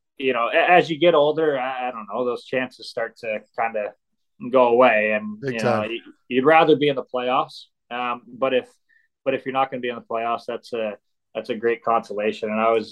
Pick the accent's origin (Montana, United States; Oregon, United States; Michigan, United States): Michigan, United States; Plymouth; I grew up playing in Plymouth at Detroit Compuware